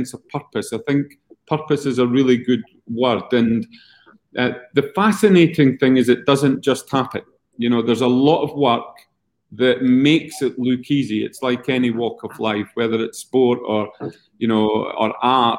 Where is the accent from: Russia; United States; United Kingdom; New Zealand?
United Kingdom; Scotland; accent: Scottish; moved away; my Scottish accent